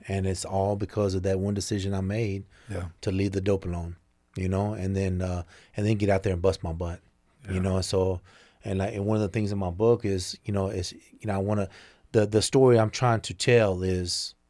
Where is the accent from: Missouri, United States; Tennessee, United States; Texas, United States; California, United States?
Texas, United States; Mesquite; But it was right on the edge of Southeast Dallas, Pleasant Grove area